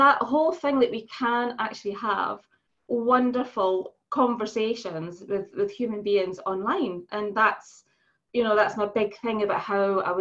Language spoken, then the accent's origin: English; Edinburgh, Scotland, United Kingdom; now in Newcastle, United Kingdom; I'm originally from Edinburgh. And you know the bizarre thing, Trisha, I've been in Newcastle for longer than I actually lived in Edinburgh